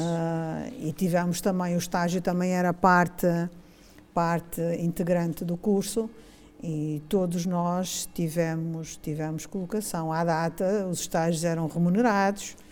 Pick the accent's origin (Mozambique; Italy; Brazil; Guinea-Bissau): Mozambique; moved away as an adult; now in Braga, Portugal; eu sou, sou de Moçambique, nasci em uhum. Moçambique